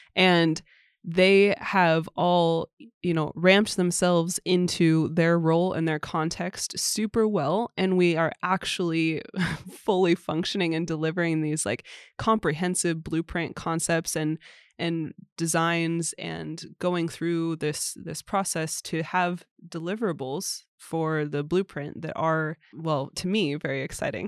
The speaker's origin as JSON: {"language": "English", "country": "United States", "moved": "as an adult", "lives_now": "Sweden"}